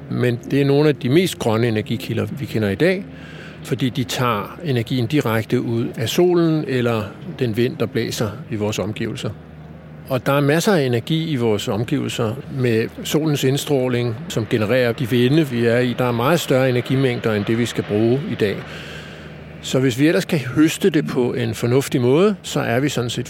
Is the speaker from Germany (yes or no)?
no; Copenhagen, Capital Region of Denmark, Denmark; der har vi så som københavner normalt et varmesystem, som trækker typisk på fjernvarmenettet